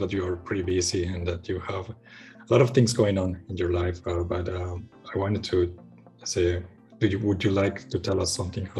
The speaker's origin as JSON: {"language": "English", "country": "Costa Rica", "moved": "as an adult", "lives_now": "Munich, Germany", "said": "But I'm from Costa Rica, so I've never experienced cold like that."}